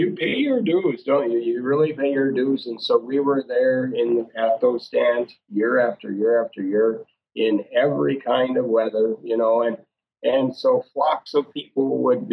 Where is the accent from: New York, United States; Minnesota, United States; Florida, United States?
Minnesota, United States; Fergus Falls; in Fergus Falls, my hometown